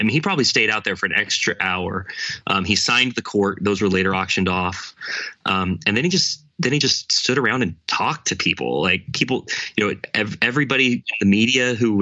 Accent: Oregon, United States; I'm from Oregon. I was raised a fan of the Trailblazers

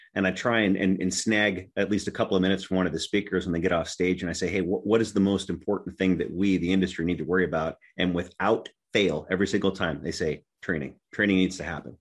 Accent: Tennessee, United States; my home state is Tennessee

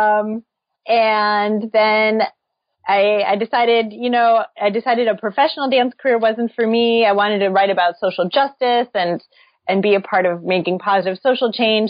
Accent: St. Louis, Missouri, United States; I grew up in St. Louis

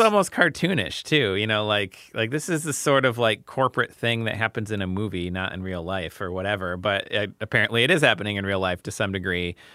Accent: United States; I'm an American

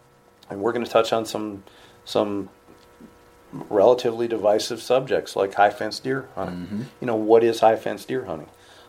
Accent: New York, United States; I'm from New York.

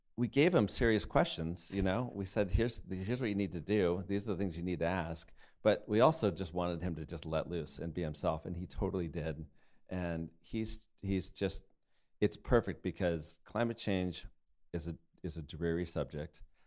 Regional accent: Colorado, United States; I grew up in Colorado, up in the mountains

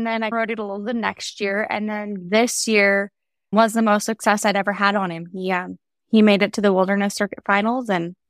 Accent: Salmon, Idaho, United States; Growing up, I grew up in Salmon, Idaho. As a kid, I loved horses.

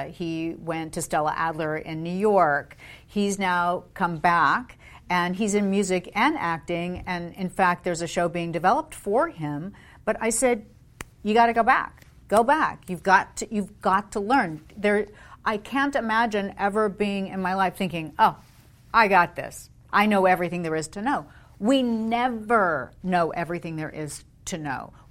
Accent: London, United Kingdom; And then um, at BBC, when, why I grew up in London, he was head of specials for BBC Television.

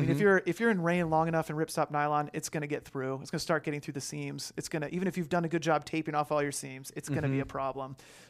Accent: West Coast, United States; growing up on the West Coast

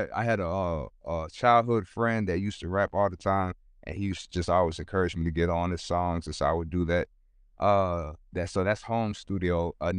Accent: Sacramento, California, United States; also born or lived in San Francisco / Oakland / Los Angeles; But I was born in California. I know Sacramento first, and then I remember I stayed in San Francisco, Oakland, and then I had to move a lot because my family was going through a lot of things.

